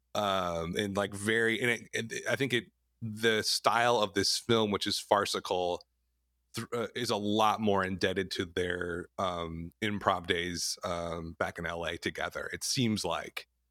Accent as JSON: {"language": "English", "region": "Wisconsin", "country": "United States", "tie": "born or raised there", "said": "both of us are, you know, born and bred in the Midwest, we grew up in the Midwest, in Wisconsin"}